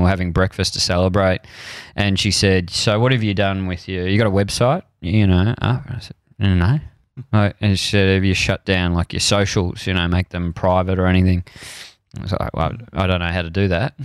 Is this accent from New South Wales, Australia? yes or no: no; Frankston, Victoria, Australia; I grew up in Frankston and the cricket club was my kind of church of man